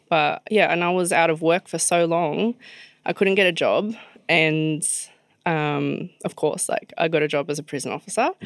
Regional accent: Sydney, New South Wales, Australia; grew up in Mascot, um, which is in Sydney

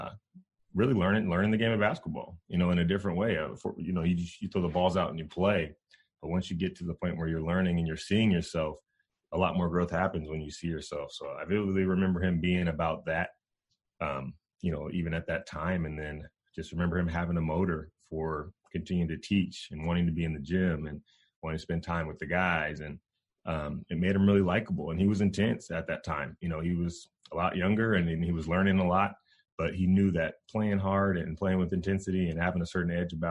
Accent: Sacramento, California, United States; also born or lived in Bakersfield, California / Fresno, California; we were raised by my mom up in Sacramento for the most part. And then around seventh grade, we ended up going back to Bakersfield

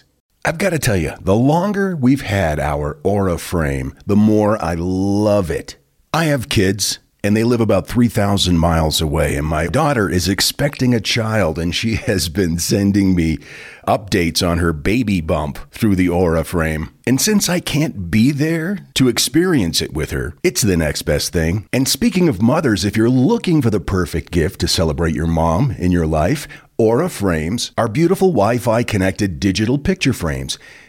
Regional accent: North Carolina, United States; I grew up in Eastern North Carolina. I'm 61 now, and I live in the house that my grandparents raised three children in, including my father.

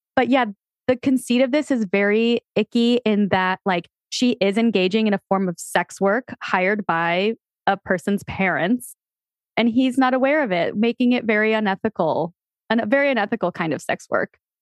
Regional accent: Connecticut, United States; Growing up in Connecticut

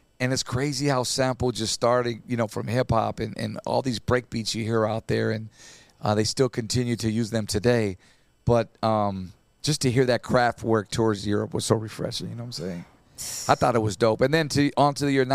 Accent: Santa Ana, California, United States; at the recreation center where I grew up in Santa Ana

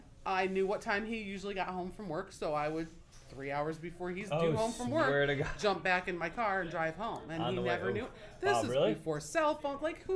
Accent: Ohio, United States; moved away; also born or lived in California; I was born and raised in Ohio. We moved to California. I was living in California when I was 15, 16.

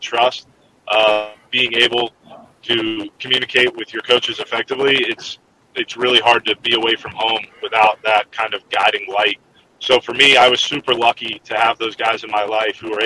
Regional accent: Richmond, Virginia, United States; I'm from Richmond, Virginia. Born and raised in Virginia.

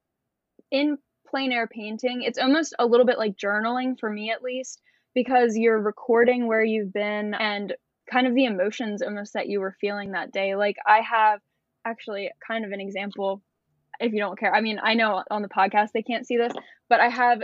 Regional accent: Maryland, United States; I'm currently in Florida. I'm from Maryland.

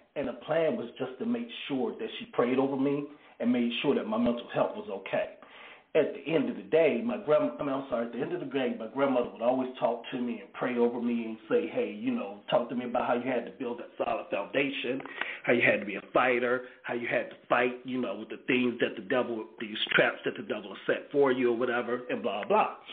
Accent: Greensboro, North Carolina, United States; my hometown newspaper, the Greensboro News and Record

